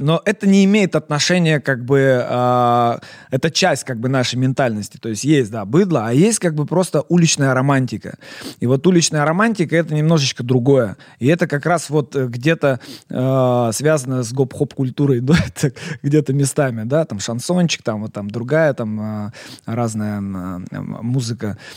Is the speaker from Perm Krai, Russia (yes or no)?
yes; Perm, Perm Krai, Russia; я вообще такой, знаешь, патриот, во-первых, своего города Пермь, я вообще никогда в жизни не стеснялся, я всегда говорил, что я пермяк, я из Перми